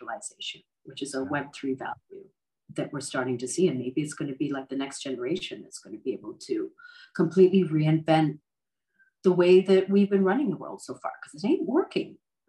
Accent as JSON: {"language": "English", "country": "Canada", "tie": "born there", "said": "I mean, look, I was born in Canada. Mm-hmm. I've lived in the States."}